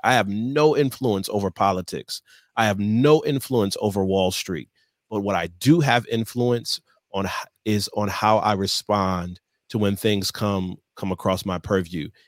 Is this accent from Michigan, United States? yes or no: yes; Michigan, United States; moved away; born and raised in Michigan on the eastern side of the state